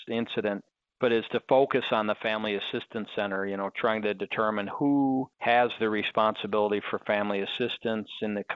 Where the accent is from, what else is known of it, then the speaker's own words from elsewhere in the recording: Minnesota, United States; now in Las Vegas, United States; I grew up in Minnesota and played hockey all my life